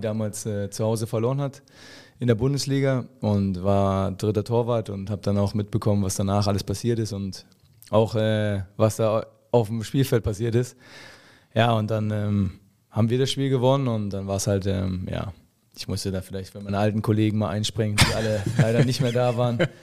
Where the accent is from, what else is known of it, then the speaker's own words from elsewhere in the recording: Hoyerswerda, Saxony, Germany; ich bin in Hoyerswerda geboren